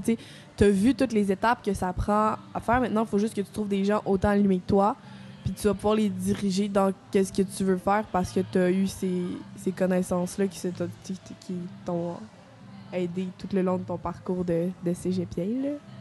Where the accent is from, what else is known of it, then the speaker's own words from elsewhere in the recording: Quebec City, Quebec, Canada; moved away as an adult; nouvelle dans la région, là. je viens de Québec